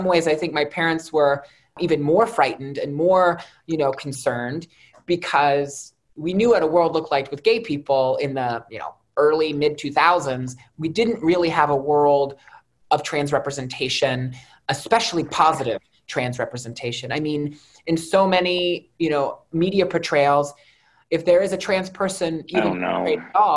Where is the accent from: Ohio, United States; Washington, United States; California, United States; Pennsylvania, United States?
Ohio, United States; East Liverpool; now in Wheeling, United States; I grew up in East Liverpool, Ohio, only about an hour away from Wheeling